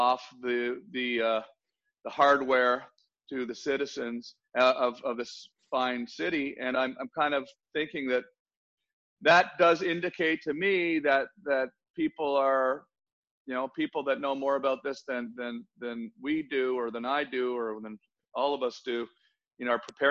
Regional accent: Canada; now in United States; I grew up in Canada

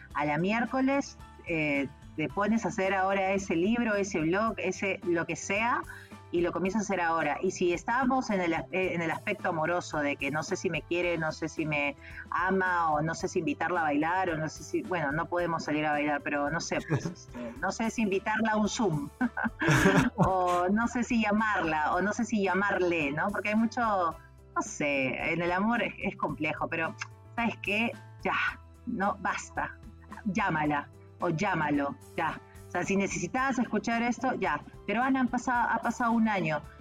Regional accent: Peru; yo soy peruana

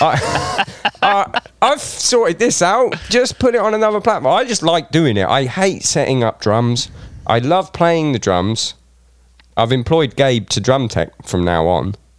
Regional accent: Reading, South East England, United Kingdom; I'm from Reading

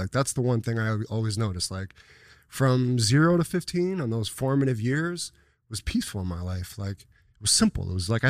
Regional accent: Buffalo, New York, United States; South Buffalo, New York.

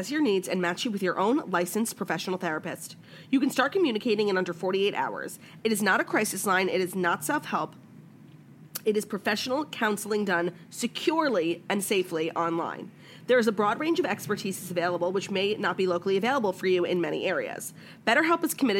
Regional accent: New York, United States; I'm from New York

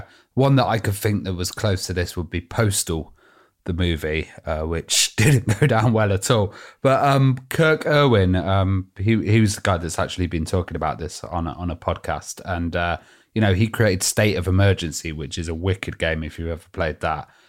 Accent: United Kingdom; we're, we're British.

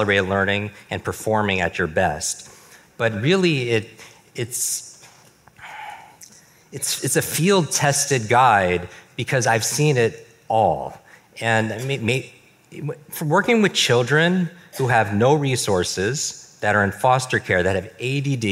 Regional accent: New York, United States; I grew up in the Northeast, in New York.

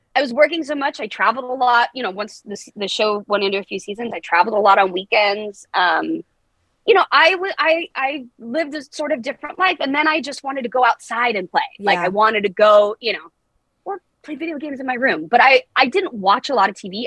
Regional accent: Los Angeles, California, United States; I was born and raised

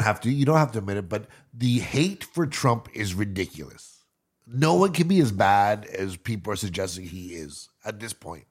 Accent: Canada

